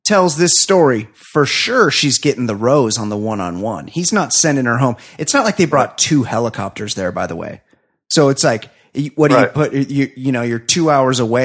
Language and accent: English; Southern California, United States; I'm from Southern California